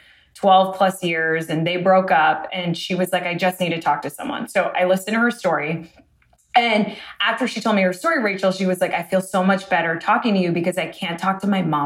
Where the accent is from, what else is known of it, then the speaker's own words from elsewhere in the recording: Boca Raton, Florida, United States; now in Los Angeles, United States; I'm from Boca Raton, which is like predominantly Jewish